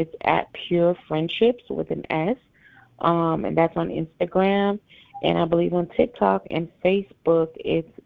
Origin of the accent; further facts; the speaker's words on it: Nassau, New Providence, Bahamas; moved away; I was born in Nassau, Bahamas, and I have family there. Yes, I'm Haitian Bahamian